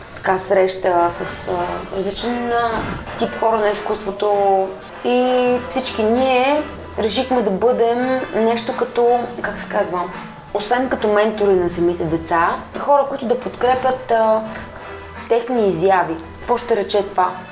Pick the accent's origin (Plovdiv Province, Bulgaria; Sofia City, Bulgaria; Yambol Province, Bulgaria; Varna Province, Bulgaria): Plovdiv Province, Bulgaria; Plovdiv; now in Sofia, Bulgaria; В Пловдив, моя роден град